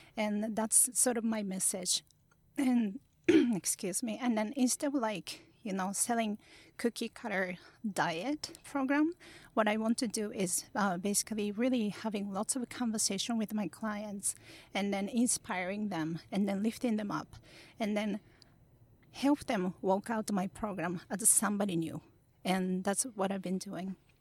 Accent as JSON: {"language": "English", "town": "Kurashiki", "region": "Okayama", "country": "Japan", "tie": "born or raised there", "also_born_or_lived": "New York", "second_language": "English", "moved": "yes", "lives_now": "Tokyo, Japan", "said": "I was born in place called Kurashiki in Okayama. Um, it's a really peaceful place"}